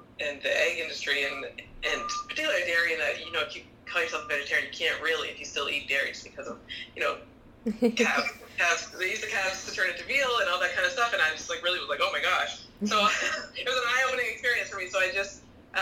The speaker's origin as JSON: {"language": "English", "town": "Kitchener", "region": "Ontario", "country": "Canada", "moved": "as an adult", "lives_now": "Ottawa, Canada", "said": "I'm originally from Kitchener, Ontario. Moved to Ottawa about 10 years ago now"}